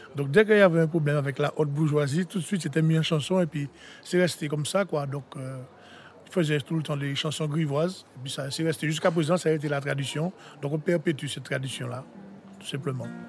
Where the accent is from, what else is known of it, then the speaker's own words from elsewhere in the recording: Saint-Pierre, Martinique; J'ai été élevé à Saint-Pierre, j'ai grandi à Saint-Pierre.